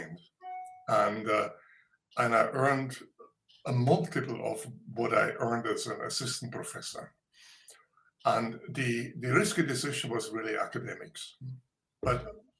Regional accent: Munich, Bavaria, Germany; I was born in Bavaria, in a little town, and grew up in Munich.

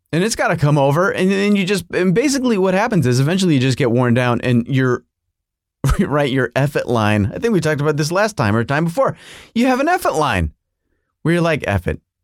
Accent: United States; as an American

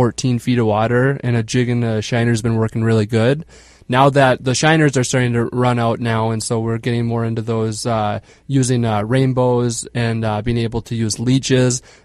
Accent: Bagley, Minnesota, United States; also born or lived in Milwaukee, Wisconsin; I'm originally from Bagley, Minnesota

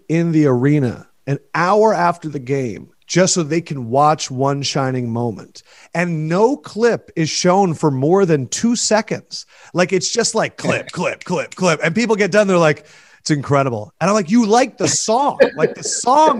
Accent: Philadelphia, Pennsylvania, United States; I grew up in Philadelphia

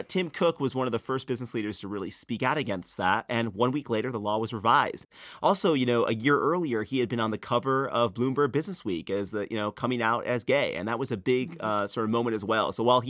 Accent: North Carolina, United States; when I told people I was from North Carolina, they'd ask me what I thought about HB2.

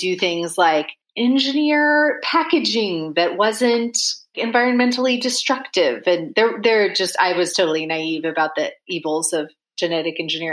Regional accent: Washington, United States; also born or lived in Vancouver, Washington / Idaho; I was born in Vancouver, Washington. So the Vancouver in the US, not in Canada. And then I lived for a short time in Idaho, then moved back to Washington State. And that's where I grew up.

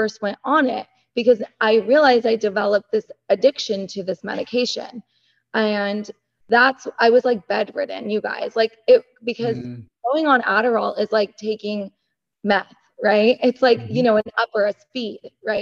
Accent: United States; I grew up, I'm Iranian American, first generation

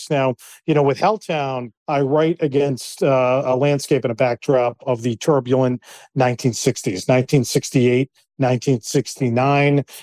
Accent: Cape Cod, Massachusetts, United States; I grew up on Cape Cod in the uh, early 1970s, late 1970s

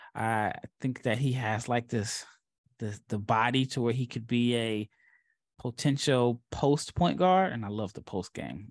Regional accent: Omaha, Nebraska, United States; moved away; I'm from Omaha

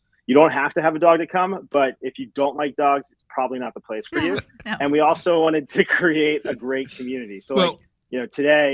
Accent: United States; moved away; also born or lived in New Jersey / New York City / Pennsylvania / Los Angeles; I was born in Jersey, grew up in New York City and Pennsylvania.

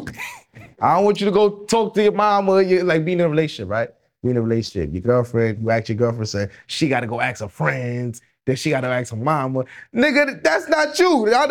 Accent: New York City, New York, United States; Yeah, I'm Jamaican, so we, we we came up wild in Brooklyn.

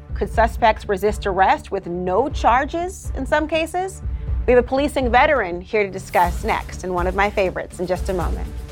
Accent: Minnesota, United States; You're also talking about my home state as well.

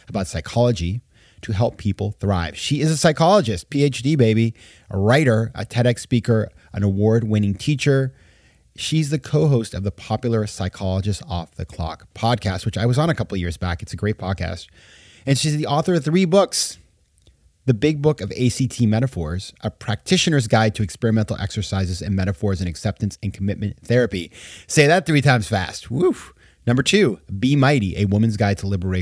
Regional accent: Sanford, Maine, United States; moved away; my hometown in Maine, Sanford, Maine, 20,000 people

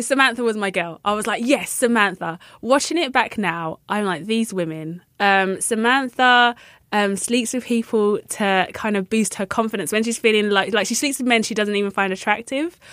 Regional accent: London, United Kingdom; I'm from London

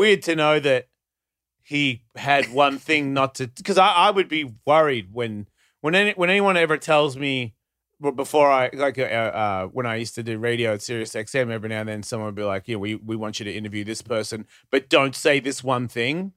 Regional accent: Australia; I'm Australian.

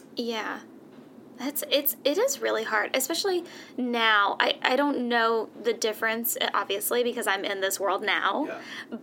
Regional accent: Georgia, United States; I grew up in Georgia

